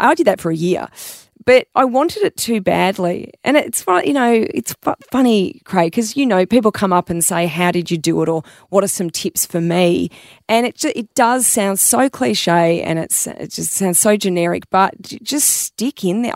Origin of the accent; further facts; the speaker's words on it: Melbourne, Victoria, Australia; I grew up in Melbourne